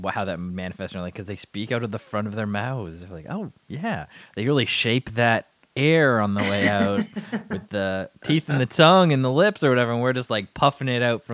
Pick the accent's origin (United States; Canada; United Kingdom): Canada; accent: Canadian; I have a Canadian accent. I do not get that very often, but I am definitely Canadian and I definitely have it.